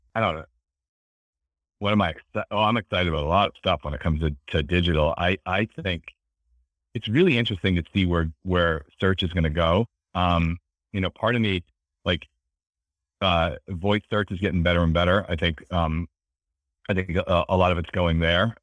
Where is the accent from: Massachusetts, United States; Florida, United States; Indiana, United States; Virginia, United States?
Massachusetts, United States; Beverly; I grew up in, in, uh, Beverly, Massachusetts, um, which is kinda near, you know, near Boston on the water